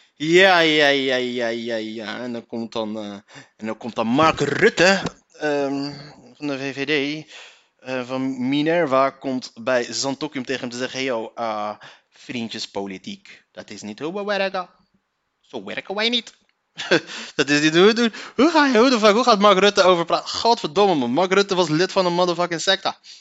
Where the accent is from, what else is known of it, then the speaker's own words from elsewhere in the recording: Leiden, South Holland, Netherlands; ik kom uit Leiden. Daar kom ik vandaan.